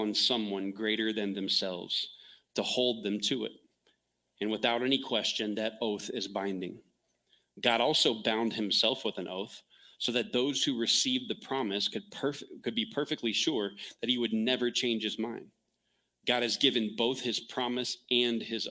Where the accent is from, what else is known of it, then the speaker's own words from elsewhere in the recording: the South, United States; moved away; also born or lived in Texas; I grew up in the South